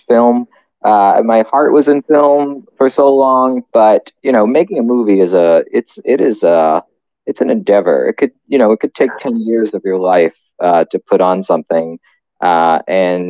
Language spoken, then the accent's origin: English; New York City, New York, United States; I grew up in Staten Island